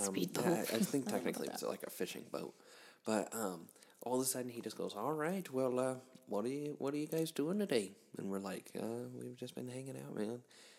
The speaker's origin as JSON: {"language": "English", "country": "United States", "said": "so I had a cheeseburger for breakfast because I'm an American."}